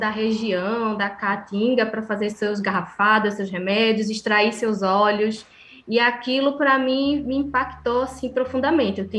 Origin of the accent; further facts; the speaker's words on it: Pernambuco, Brazil; also born or lived in Ceará; morei 17 anos no Ceará. Em 2015 eu retornei para Recife, eu sou pernambucana